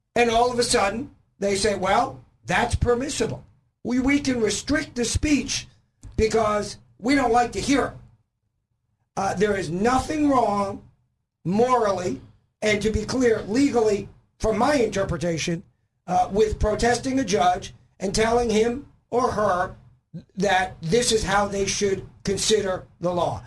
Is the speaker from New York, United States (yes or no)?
yes; New York, United States; also born or lived in Florida; now in Arkansas, United States; I'm originally from New York